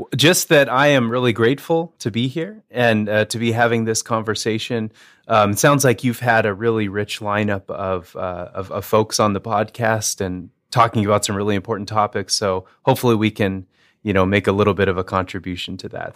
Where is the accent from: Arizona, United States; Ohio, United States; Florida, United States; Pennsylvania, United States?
Arizona, United States; Northern; now in Moorhead, United States; I was raised, uh, within the E L C A church, but, uh, in the Southwest. So I'm from Northern Arizona